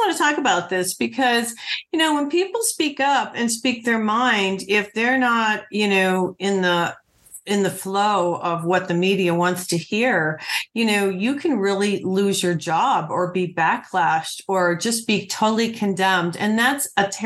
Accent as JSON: {"language": "English", "area": "Highland County", "region": "Ohio", "country": "United States", "tie": "born or raised there", "said": "I grew up in Highland County, so right off of US 50"}